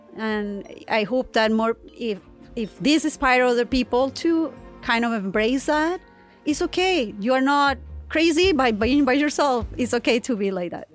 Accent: Colombia; moved away; I'm from Colombia, so I speak Spanish

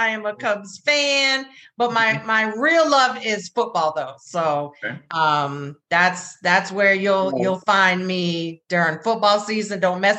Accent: New England, United States; also born or lived in North Carolina; now in Chicago, United States; I was born and raised in New England.

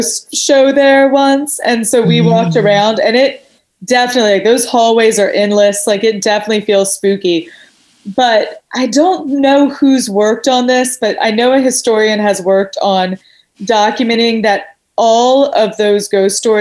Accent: Chapel Hill, North Carolina, United States; now in Los Angeles, United States; I'm from Chapel Hill in North Carolina.

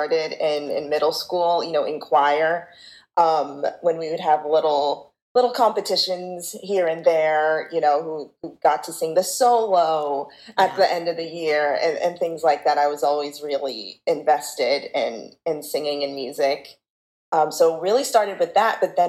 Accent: Los Angeles, California, United States; moved away as an adult; now in New Jersey, United States; I'm originally from Los Angeles, California. And now I live in New Jersey

